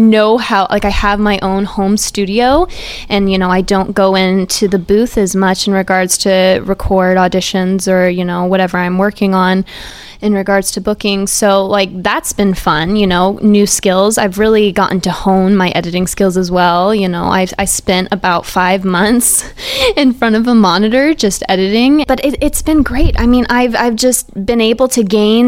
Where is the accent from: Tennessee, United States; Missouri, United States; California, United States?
Missouri, United States; Lee's Summit; moved away; I'm from Kansas City, Lee Summit West as well. And I was Lee Summit, Missouri